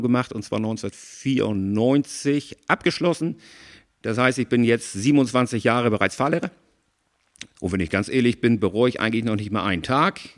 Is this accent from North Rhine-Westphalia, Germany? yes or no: no; Schwarzenbek, Schleswig-Holstein, Germany; also born or lived in Hamburg; Ich bin in Hamburg geboren, bin aber in Schwarzenberg groß geworden mit einer kurzen Ausnahme